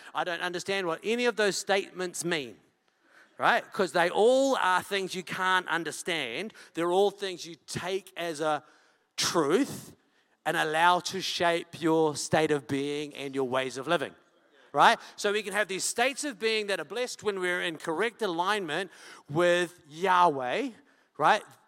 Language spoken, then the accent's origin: English; Wellington, New Zealand; I'm from Wellington.